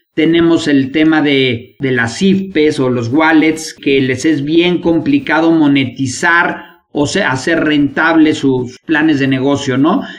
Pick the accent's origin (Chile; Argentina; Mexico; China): Mexico